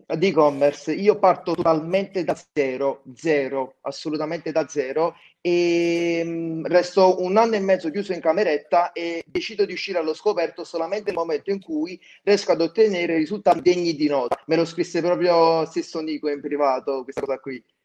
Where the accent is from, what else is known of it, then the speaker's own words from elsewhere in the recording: Naples, Campania, Italy; accent: Campanian; io abito in provincia di Napoli, ok? Sono di Napoli